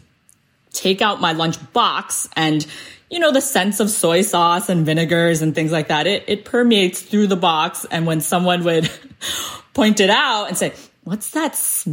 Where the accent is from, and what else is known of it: United States; born or raised there; first language Cantonese; English is a second language